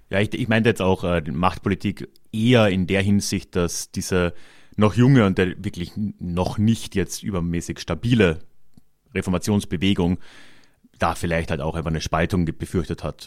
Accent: Carinthia, Austria; in Kärnten, wo ich herkomme

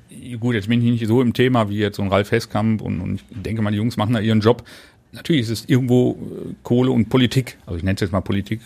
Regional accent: Duisburg, North Rhine-Westphalia, Germany; ich bin in Wannermauer groß geworden, ähm, geboren.

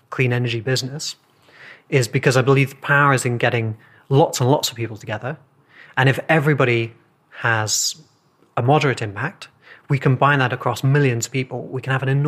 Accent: England, United Kingdom; I'm from England

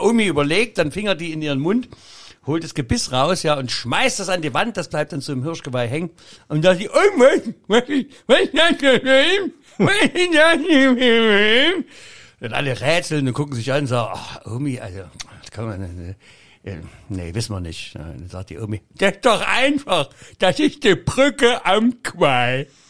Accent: Saxony, Germany; ich als Sachse in Berlin noch Kabarettpreis kriege

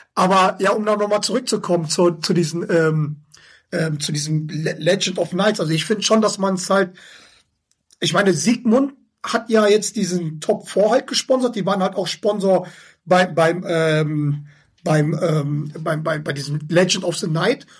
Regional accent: Schwelm, North Rhine-Westphalia, Germany; Ich sag, Schwelm ist zwischen Wuppertal und Hagen

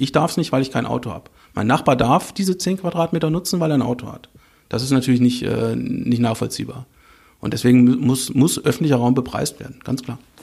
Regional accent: Northern Hesse, Germany; ich komme aus Nordhessen

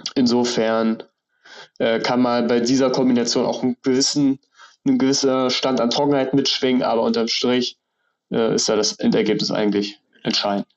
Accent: Rostock area, Mecklenburg-Vorpommern, Germany; Ich bin in Rostock geboren, im Umland aufgewachsen und wohne jetzt auch in Rostock.

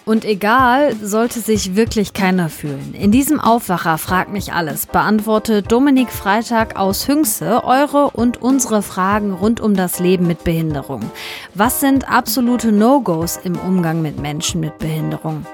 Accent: Hünxe, North Rhine-Westphalia, Germany

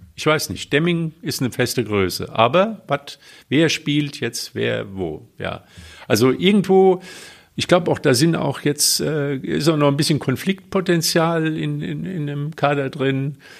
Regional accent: Westerwald, Germany; moved away; also born or lived in Cologne; im schönen Westerwald in meiner Heimat

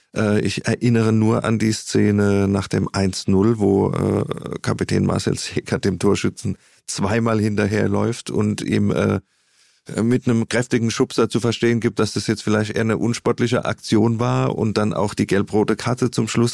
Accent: Mannheim, Baden-Württemberg, Germany; als, als Mannheimer, als Kurpfälzer

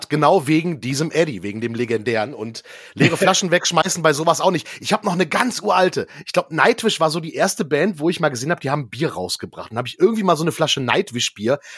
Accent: Düsseldorf, North Rhine-Westphalia, Germany; als Düsseldorfer hat mich diese doch sehr bewusste Einschätzung sehr gefreut

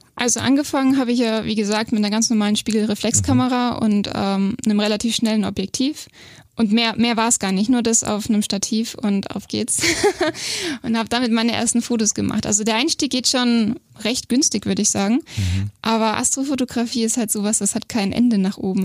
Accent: Bobingen, Bavaria, Germany; also born or lived in Augsburg; geboren in Augsburg, aber aufgewachsen in Bobingen

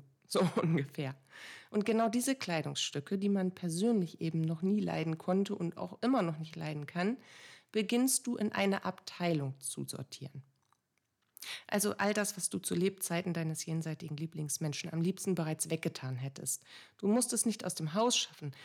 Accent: Bremen, Germany; bei uns in Bremen

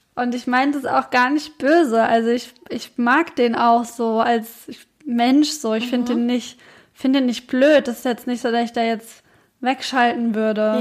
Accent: Gelnhausen, Hesse, Germany; bei uns in Gelnhausen

